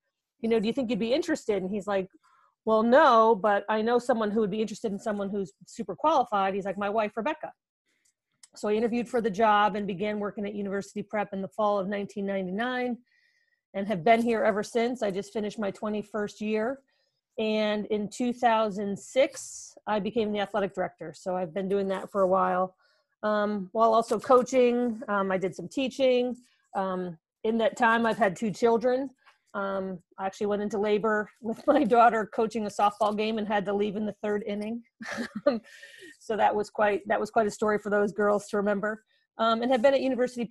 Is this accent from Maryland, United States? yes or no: no; Milford, Connecticut, United States; also born or lived in New York City; I grew up in Connecticut, the southern part of Connecticut, a town called Milford